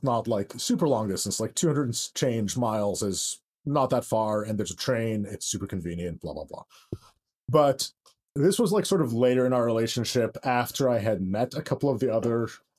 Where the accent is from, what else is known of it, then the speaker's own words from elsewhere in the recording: Lansing, Michigan, United States; moved away as an adult; also born or lived in Ann Arbor, Michigan; I grew up in Lansing and then went to college in Ann Arbor.